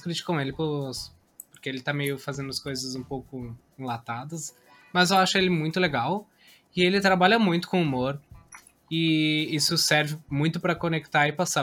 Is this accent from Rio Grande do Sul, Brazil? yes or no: yes; Caxias do Sul, Rio Grande do Sul, Brazil; eu sou de Caxias do Sul, lá tem muitas empresas grandes